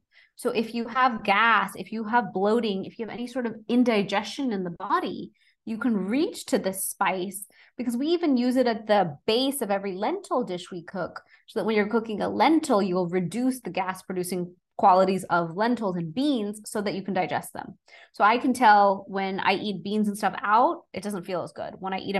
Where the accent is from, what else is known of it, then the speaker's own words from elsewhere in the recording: India; growing up in Indian household, we have something called a masal dhani. It's like a round little box with all our Indian spices in there.